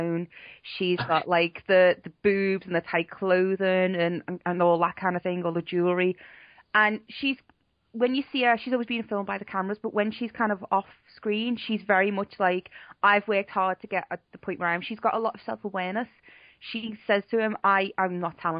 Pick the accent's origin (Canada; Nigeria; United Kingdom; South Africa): United Kingdom; Liverpool, North West England; I'm from Liverpool